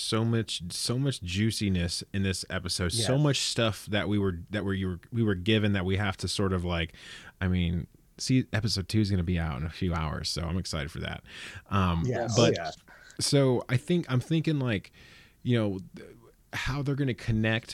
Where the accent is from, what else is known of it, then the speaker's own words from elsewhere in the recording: Central Valley, California, United States; We are from the Central Valley